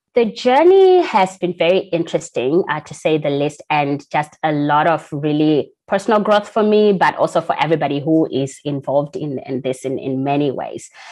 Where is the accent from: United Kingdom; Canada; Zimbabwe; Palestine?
Zimbabwe; I'm from Zimbabwe. That's where I was born and raised.